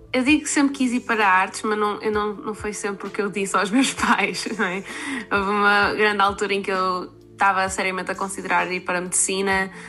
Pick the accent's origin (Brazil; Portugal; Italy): Portugal; Porto, Norte; moved away as an adult; also born or lived in Leeds; now in Manchester, United Kingdom; estou neste momento a viver em Manchester, mas nasci e cresci no Porto